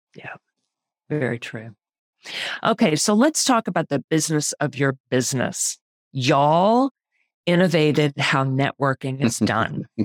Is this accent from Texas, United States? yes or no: yes; Houston, Texas, United States; now in Pittsburgh, United States; I am originally from Houston, Texas